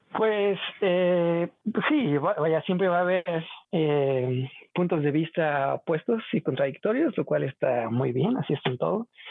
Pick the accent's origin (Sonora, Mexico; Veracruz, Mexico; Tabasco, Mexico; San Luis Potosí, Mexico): Veracruz, Mexico; Xalapa; moved away as an adult; also born or lived in Colorado, United States; soy originario de Jalapa, Veracruz